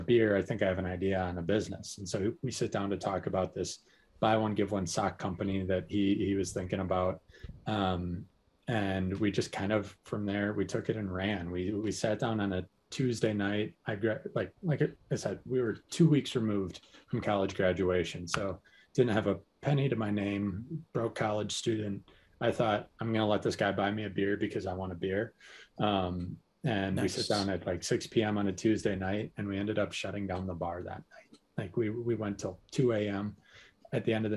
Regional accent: Hudson, Wisconsin, United States; I'm originally from Hudson, Wisconsin

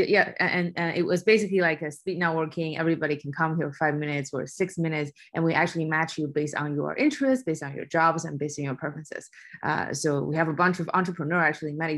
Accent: China; moved away; I was born and raised in China

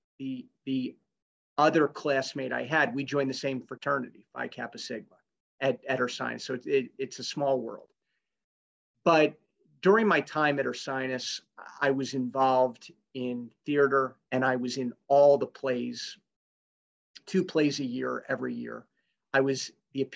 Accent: West Chester, Pennsylvania, United States; I grew up in Westchester, in Chester County

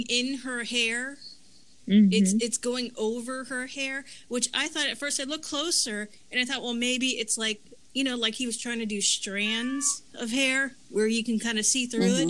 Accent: Florida, United States; now in North Carolina, United States; I'm from originally from Florida, and I'm currently living in North Carolina

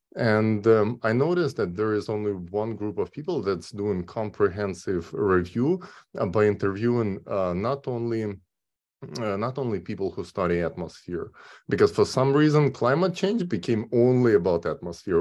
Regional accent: Kyiv, Ukraine; moved away as an adult; now in California, United States; originally I'm from Kyiv, Ukraine

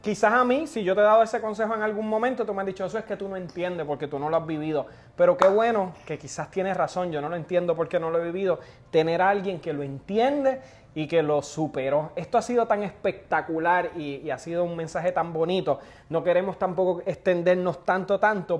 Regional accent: Puerto Rico; Yo soy puertorriqueño

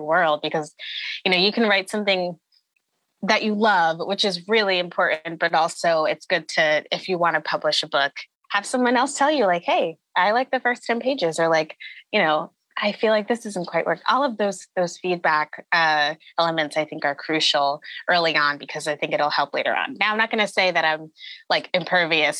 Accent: Connecticut, United States; I grew up in Connecticut, in a suburb, mostly around white people for most of my young life

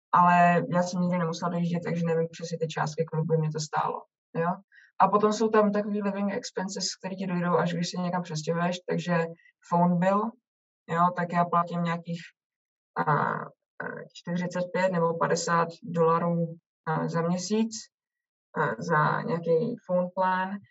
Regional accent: Czechia; moved away as an adult; now in Canada

